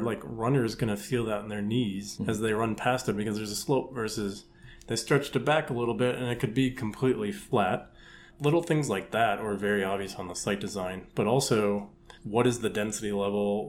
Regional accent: Milwaukee, Wisconsin, United States; moved away as an adult; also born or lived in Indianapolis; now in Chicago, United States; So I grew up in the suburbs in Milwaukee

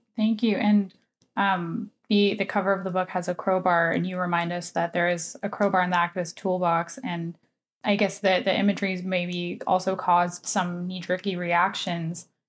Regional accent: United States; now in Canada; I am an American citizen

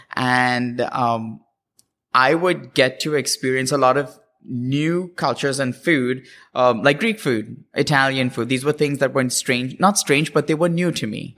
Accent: Mumbai, Maharashtra, India; moved away as an adult; also born or lived in Cincinnati, Ohio / Washington, D.C.; now in California, United States; I grew up in Bombay, and then I moved to Cincinnati, Ohio for school

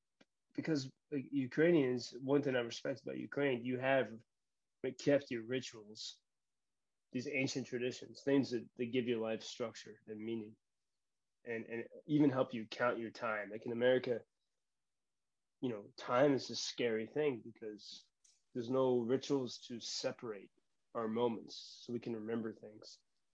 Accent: Ireland; So perhaps as an Irishman, it could be connected.

